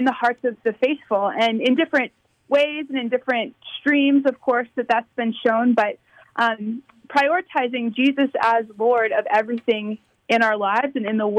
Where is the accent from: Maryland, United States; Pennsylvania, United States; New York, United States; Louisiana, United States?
Maryland, United States; moved away as an adult; now in Amarillo, United States; I grew up in Maryland